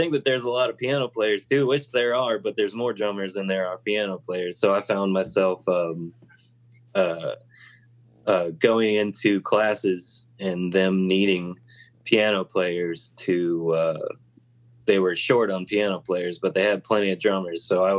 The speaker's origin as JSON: {"language": "English", "region": "Virginia", "country": "United States", "tie": "born or raised there", "also_born_or_lived": "Los Angeles", "said": "Yeah, I was actually born in Los Angeles. {S1} Oh, wow. {S2} And then I moved to Virginia when I was around 3."}